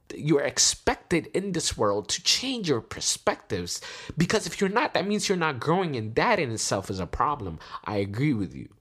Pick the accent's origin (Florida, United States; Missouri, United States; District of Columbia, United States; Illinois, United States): District of Columbia, United States; Washington; We're from D C